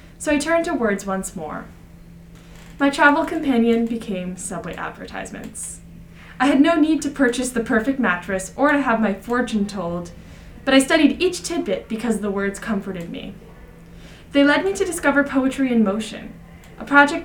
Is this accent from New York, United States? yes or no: yes; New York City, New York, United States; My hometown of Jackson Heights represents 167 spoken languages